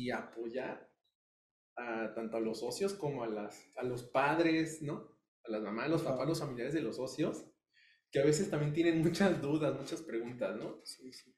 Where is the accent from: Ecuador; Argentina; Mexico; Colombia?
Mexico; como buen hijo mexicano